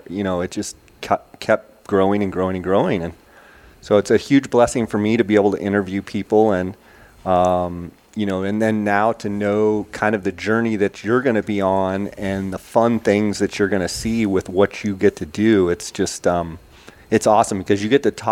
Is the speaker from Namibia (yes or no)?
no; Arizona, United States; also born or lived in California; I was born in California, moved over here when I was about one. I've got family kind of spread out all over Arizona, and just consider myself a desert rat for sure